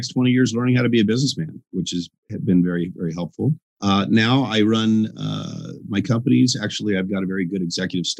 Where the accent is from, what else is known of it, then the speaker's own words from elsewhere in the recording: Northern Colorado, United States; also born or lived in California; grew up most of my childhood from the time I was 7 to 18 in Northern Colorado